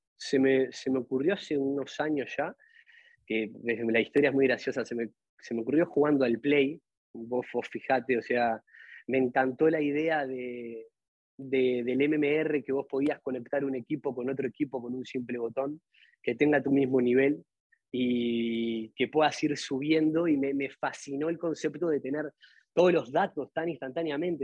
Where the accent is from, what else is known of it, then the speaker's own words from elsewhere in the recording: Atlántida, Canelones, Uruguay; somos de Atlantia